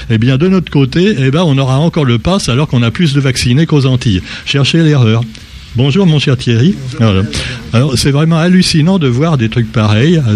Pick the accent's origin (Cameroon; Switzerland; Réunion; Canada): Réunion; Chez nous, à La Réunion, nous avons environ 70% de vaccinés, trois doses.